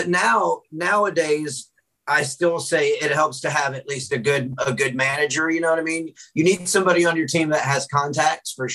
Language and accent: English; Memphis, Tennessee, United States; moved away as an adult; now in Houston, United States; I live in Houston, even though I'm originally from Memphis. I've lived in Houston since 2009.